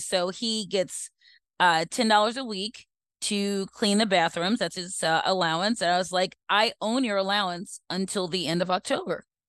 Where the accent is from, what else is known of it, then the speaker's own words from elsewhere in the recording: Baltimore, Maryland, United States; we were raised in Northwoods, so we went to Towson before it was, like, really, really big